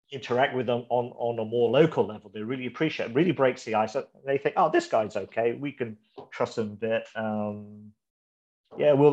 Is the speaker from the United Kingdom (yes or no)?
no; Malaysia; born there; I was born in Malaysia, but I moved around the, the world for a few bit.